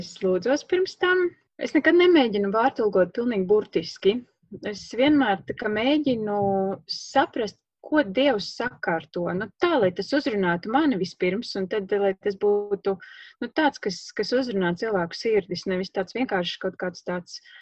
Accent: Lubāna, Madona Municipality, Latvia; moved away as an adult; also born or lived in Riga; now in Madona, Latvia; es pati esmu tāda orģināla no Lubānas, un aizejot studēt uz Rīgu

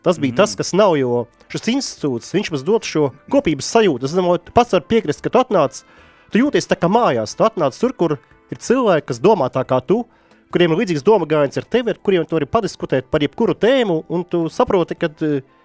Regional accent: Ventspils, Kurzeme, Latvia; es esmu pats no Ventspils

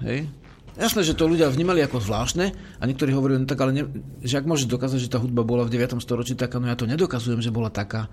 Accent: Slovakia; sme Slováci

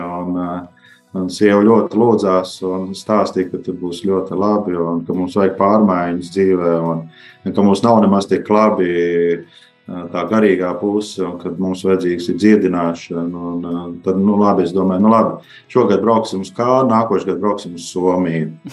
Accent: Valmiera, Latvia; mēs esam uh, no Valmijas

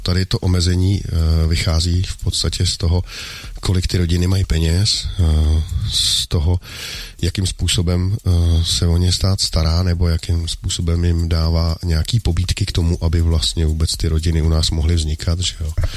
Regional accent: Bohemia, Czechia; u nás v Čechách

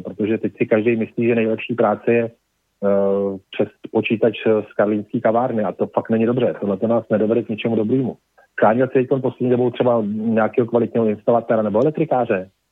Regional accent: Prague, Czechia; je to moje rodné město

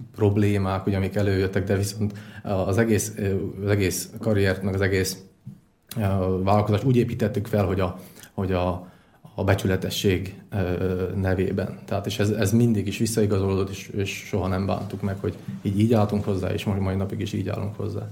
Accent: Tiszacsernyő, Košice Region, Slovakia; moved away as an adult; also born or lived in Kráľovský Chlmec, Slovakia; now in Dunajská Streda, Slovakia; 23 évig éltem, eh, Tiszacsenőben Királyhámecen születtem

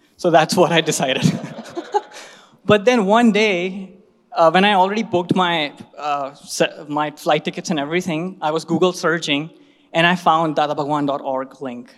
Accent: Bhopal, Madhya Pradesh, India; my hometown Bhopal

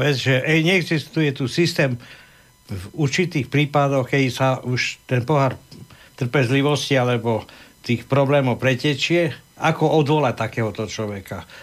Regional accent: Košice, Košice Region, Slovakia; moved away; ja som z Košic

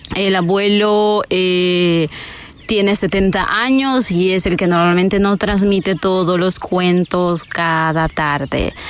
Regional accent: Panama; nosotros somos de Panamá, de un grupo indígena que es el Embera

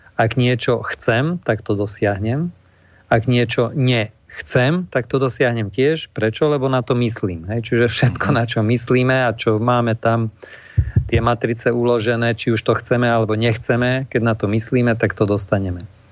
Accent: Košice, Košice Region, Slovakia; u nás v Košiciach

